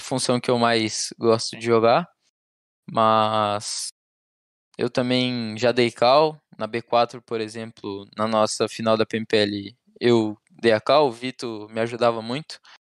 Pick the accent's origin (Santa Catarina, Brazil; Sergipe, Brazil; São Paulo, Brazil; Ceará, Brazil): Santa Catarina, Brazil; Balneário Camboriú; Eu sou de Balneário Camboriú, nasci Camboriú. aqui, sempre morei aqui.